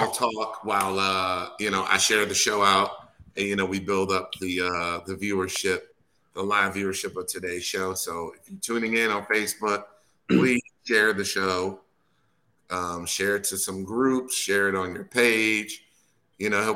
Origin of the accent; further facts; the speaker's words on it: Wisconsin, United States; I'm born and raised in Wisconsin